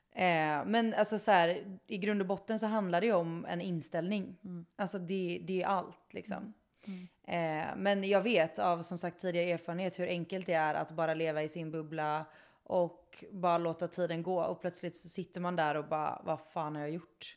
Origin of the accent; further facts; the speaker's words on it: Kungsbacka, Halland County, Sweden; jag är från Kungsbacka. Det är där jag är ifrån.